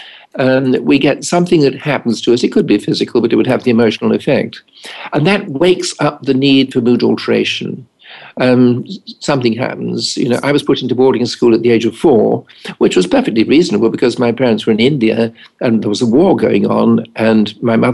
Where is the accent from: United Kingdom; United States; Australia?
United Kingdom; England; being English